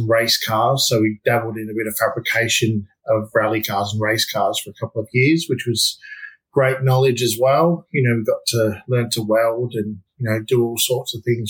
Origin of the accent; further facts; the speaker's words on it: Melbourne, Victoria, Australia; I'm originally from Melbourne, Australia.